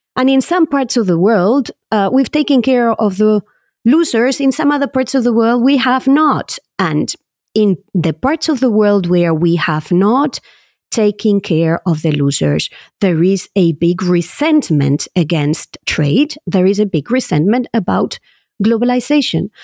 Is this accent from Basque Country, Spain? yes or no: yes; Basque Country, Spain; moved away as an adult; now in Paris, France; I was born in the Basque Country